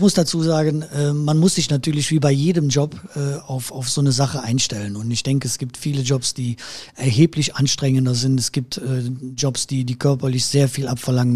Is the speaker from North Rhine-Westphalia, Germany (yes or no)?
yes; Erkelenz, North Rhine-Westphalia, Germany; accent: Erkelenz-Heinsberg dialect; meine Heimat ist und bleibt Erkelenz